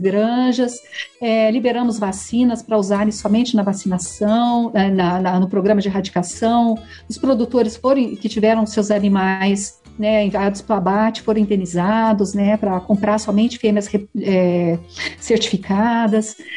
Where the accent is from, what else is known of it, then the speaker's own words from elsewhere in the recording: Varginha, Minas Gerais, Brazil; moved away; eu nasci ah, em Minas Gerais, no sul de Minas, em Varginha. Aí, meus pais moravam no, na fazenda